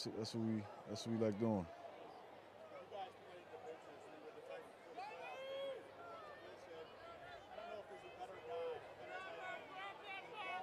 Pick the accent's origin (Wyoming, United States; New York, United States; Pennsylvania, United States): Pennsylvania, United States; Philadelphia; moved away as an adult; now in Boston, United States; I grew up in Philadelphia